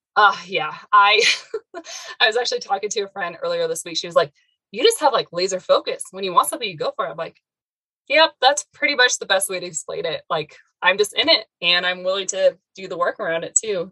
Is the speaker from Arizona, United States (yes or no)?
yes; Arizona, United States; also born or lived in Northern Colorado; now in Colorado, United States; I originally was born and raised in Arizona, then moved up to Colorado, and I've been here ever since